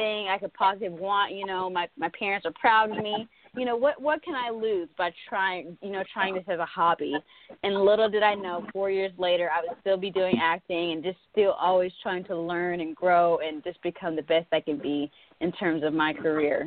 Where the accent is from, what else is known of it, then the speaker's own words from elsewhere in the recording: Sulphur Springs, Texas, United States; moved away as an adult; now in Los Angeles, United States; I'm from Texas, Sulphur Springs, Texas specifically. That's Northeast Texas. But I recently moved to Los Angeles probably about a year and a half ago